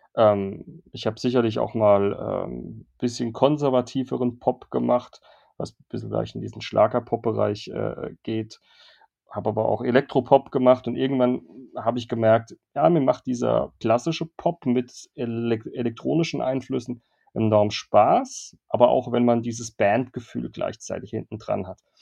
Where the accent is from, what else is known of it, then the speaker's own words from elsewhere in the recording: Worms, Rhineland-Palatinate, Germany; moved away; also born or lived in Cologne; also Horchheim ist der Nebenort, wo ich aufgewachsen bin, meiner Heimatstadt in Worms, nicht weit weg von Mannheim